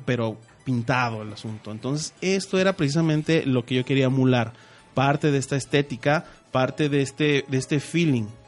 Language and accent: Spanish; Mexico; nosotros como mexicanos